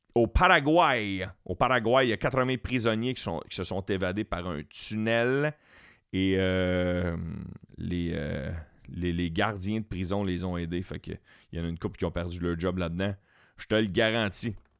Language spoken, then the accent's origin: French; Quebec, Canada; on est québécois tout le temps, tout le temps, tout le temps